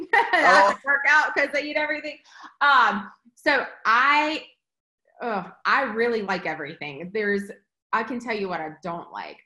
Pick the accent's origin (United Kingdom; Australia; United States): United States; Eastern North Carolina; I grew up on the eastern part of North Carolina